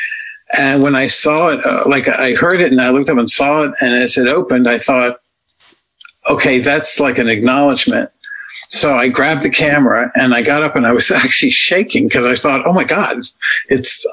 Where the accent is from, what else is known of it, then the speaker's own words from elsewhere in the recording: Washington, District of Columbia, United States; moved away; I'm from Washington, D.C.